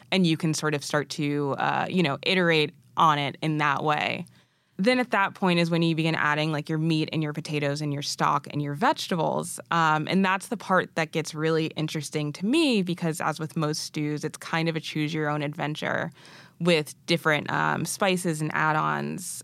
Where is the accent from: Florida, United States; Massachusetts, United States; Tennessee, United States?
Massachusetts, United States; born or raised there; also born or lived in Arusha, Tanzania